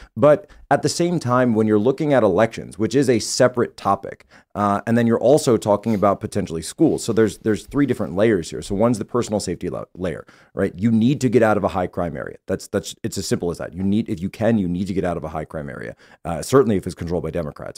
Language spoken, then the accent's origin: English; Philadelphia, Pennsylvania, United States; I was born and raised in the Philadelphia Archdiocese